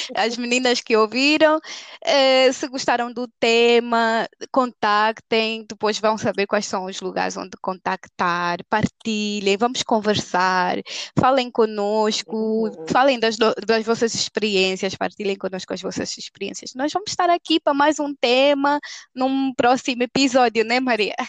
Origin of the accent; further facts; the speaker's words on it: Angola; nós como angolanas, nas nossas tribos angolanas